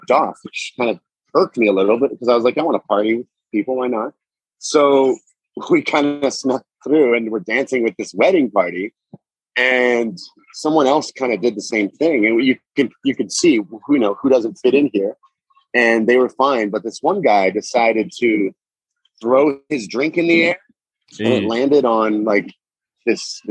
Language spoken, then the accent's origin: English; Toronto, Ontario, Canada; I'm Canadian. I'm from Toronto